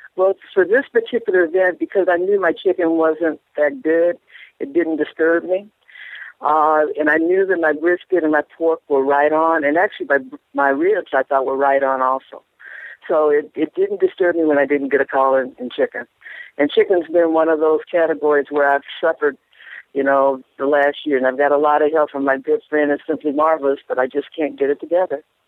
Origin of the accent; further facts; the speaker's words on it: Los Angeles, California, United States; also born or lived in San Diego County, California; I'm born and bred in Los Angeles, California, and just recently moved uh, two years ago to uh, northern San Diego County.